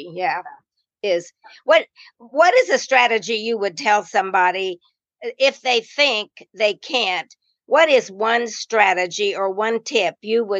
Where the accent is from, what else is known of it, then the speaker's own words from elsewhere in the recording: Indiana, United States; And I came from the North, a little Indiana, which is not that much, but it's got the influence from Chicago and some bigger cities.